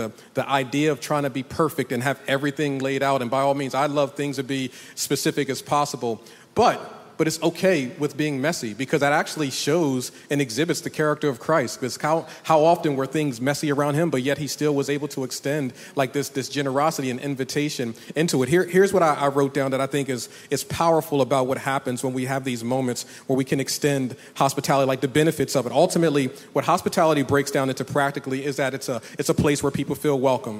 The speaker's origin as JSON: {"language": "English", "region": "the North", "country": "United States", "moved": "yes", "lives_now": "the South, United States", "said": "I'm from the North"}